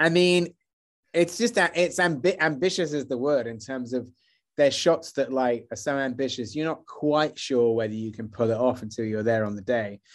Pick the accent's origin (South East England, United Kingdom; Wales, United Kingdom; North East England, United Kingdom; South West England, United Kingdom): South West England, United Kingdom; Wells; moved away as an adult; also born or lived in London; I grew up in Wells